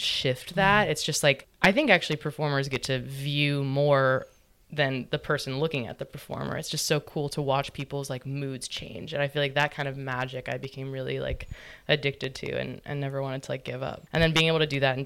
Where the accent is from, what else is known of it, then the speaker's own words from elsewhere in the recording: New Orleans, Louisiana, United States; moved away as an adult; also born or lived in Brooklyn, New York; we were like kind of in like a pretty hippie commune of artist musicians growing up in Mid-City.